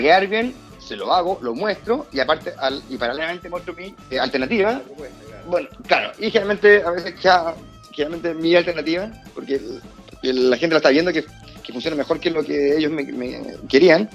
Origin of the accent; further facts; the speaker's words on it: Santiago, Santiago Metropolitan Region, Chile; Soy de acá de Santiago